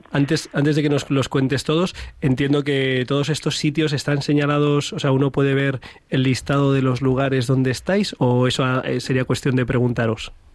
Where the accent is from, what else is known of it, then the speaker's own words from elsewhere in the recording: Madrid, Community of Madrid, Spain; los que somos de Madrid